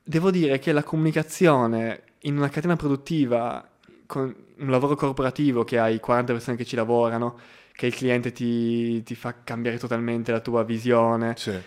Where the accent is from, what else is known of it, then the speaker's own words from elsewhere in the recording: Gorizia, Friuli-Venezia Giulia, Italy; moved away as an adult; also born or lived in Trieste; now in Milan, Italy; Io vengo da Gorizia, eh, che è una cittadina di trentacinquemila anime sul confine tra Italia e Slovenia